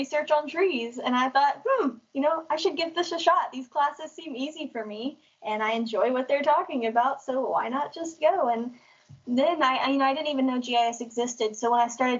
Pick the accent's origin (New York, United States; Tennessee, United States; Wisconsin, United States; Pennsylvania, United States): Tennessee, United States; Collierville; also born or lived in Memphis / Millington, Tennessee; I grew up in Collierville, and now I currently live in Millington, Tennessee